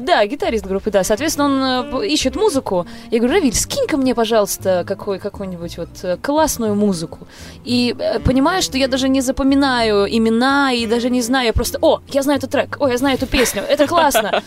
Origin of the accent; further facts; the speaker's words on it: Moscow, Russia; я из Москвы и полностью себя с этим городом ассоциирую